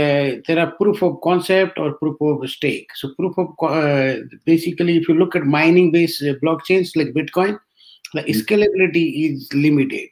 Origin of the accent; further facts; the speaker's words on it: Rajasthan, India; moved away as an adult; also born or lived in Delhi / Bangalore / Ireland / Bay Area; I am from Rajasthan, basically born in a small village